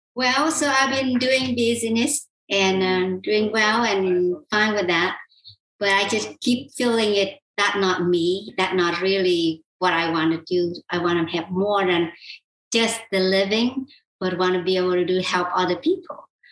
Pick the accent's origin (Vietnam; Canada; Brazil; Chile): Vietnam; South Vietnam; moved away; I was born and raised in South Vietnam